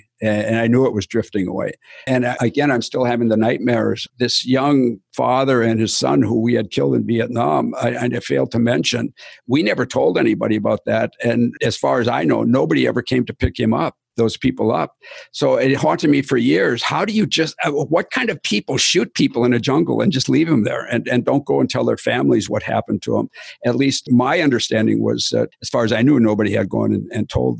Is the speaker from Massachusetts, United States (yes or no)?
no; Wisconsin, United States; I was from Wisconsin